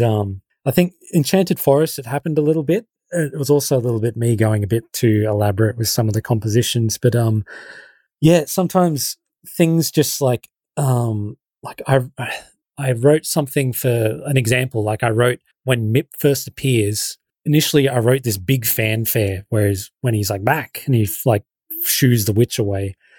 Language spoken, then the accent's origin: English; Shepparton, Victoria, Australia; I'm still living in my hometown. Like, I haven't moved to L A.